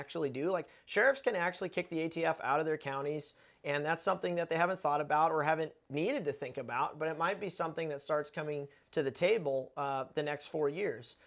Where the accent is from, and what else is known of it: United States